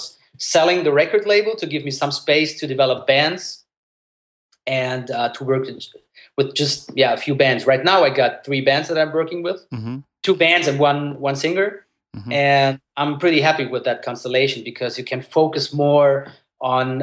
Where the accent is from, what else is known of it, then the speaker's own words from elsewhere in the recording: Germany; English is a second language; I was born in Germany, but I grew up bilingual, so my parents were just speaking at home in Italian